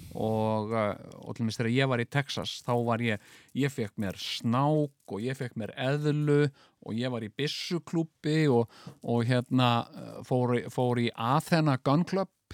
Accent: Iceland

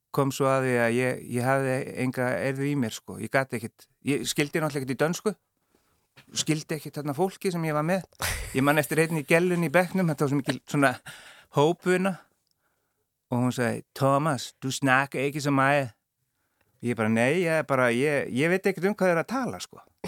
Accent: Akureyri, Northeastern Region, Iceland; moved away; ég er frá Akureyri og við erum, við erum fjóri bræður all káa menn

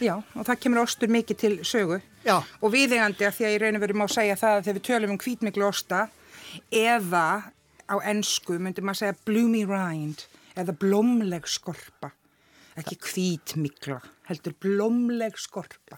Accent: Iceland; við sem Íslendingar

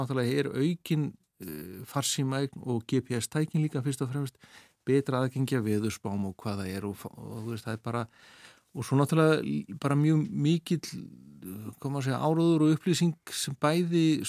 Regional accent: Akranes, Western Region, Iceland; ég elst upp sko við fjöruna upp á Skaga

